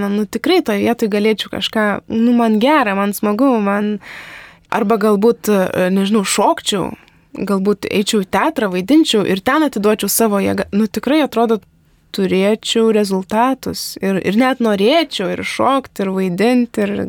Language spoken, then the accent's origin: Lithuanian; Lithuania; mes lietuviai